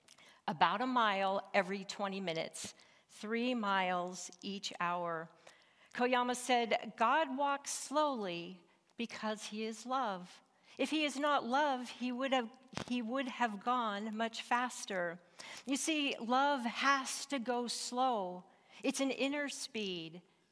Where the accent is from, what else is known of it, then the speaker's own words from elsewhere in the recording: Montana, United States; Growing up in Northwest Montana marked me as a mountain woman.